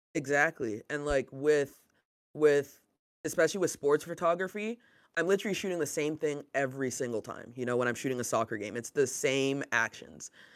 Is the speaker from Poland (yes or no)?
no; Canada; growing up in Canada, North America, basketball was always there